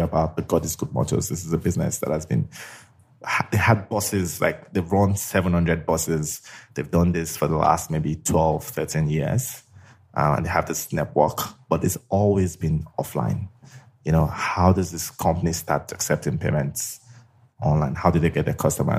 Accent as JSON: {"language": "English", "region": "Lagos", "country": "Nigeria", "tie": "born or raised there", "said": "So I grew up in Lagos, spent all my life in Lagos"}